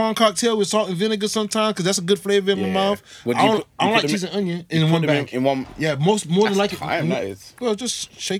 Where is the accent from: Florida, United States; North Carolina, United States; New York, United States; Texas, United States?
Florida, United States; Miami; moved away as an adult; also born or lived in West Bromwich, England; now in Wolverhampton, United Kingdom; I was born in West Bromwich, taken from West Bromwich to Miami when I was 1 year old, and I came back here 6 years ago, but I don't know this place.